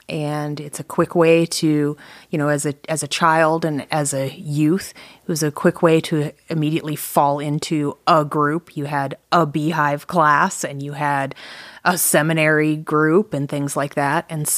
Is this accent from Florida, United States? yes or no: no; Atlanta, Georgia, United States; I claim that I'm from Atlanta, Georgia, because that's where I lived the most times and where I graduated from high school. But I've lived all over the place.